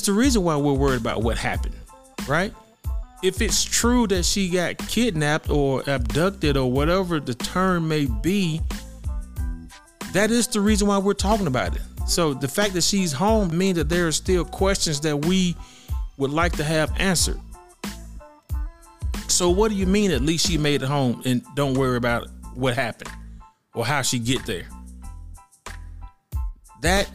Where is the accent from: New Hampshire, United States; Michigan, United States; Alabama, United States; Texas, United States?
Alabama, United States; Birmingham; my hometown of Birmingham, Alabama